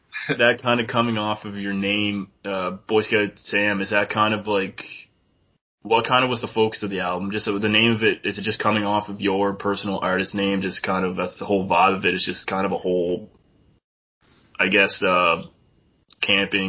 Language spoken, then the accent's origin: English; New Brunswick, Canada; I'm from New Brunswick